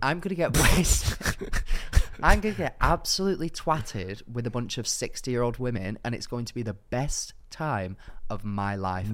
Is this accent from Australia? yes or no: no; Manchester, North West England, United Kingdom; my hometown, Manchester